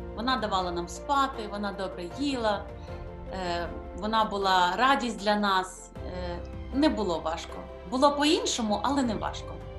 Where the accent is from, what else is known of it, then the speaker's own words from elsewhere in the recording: Kyiv, Ukraine; Я народилася в місті Києві. Тут і зростала, проживала.